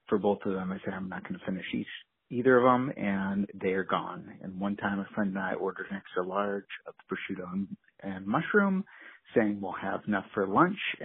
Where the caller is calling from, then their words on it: Anchorage, Alaska, United States; I'm calling in from Anchorage